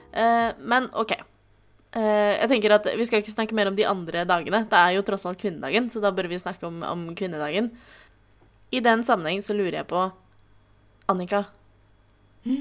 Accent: Oslo, Norway; jeg er jo fra Oslo

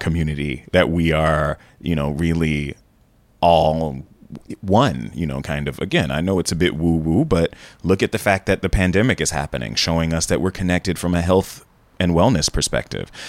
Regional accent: Jacksonville, Florida, United States; moved away; also born or lived in San Francisco Bay Area; My parents were career teachers, high school level in my hometown of Jacksonville, Florida

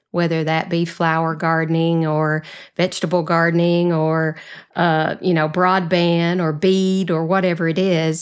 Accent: the South, Southern United States, United States; accent: Southern; my Southern accent

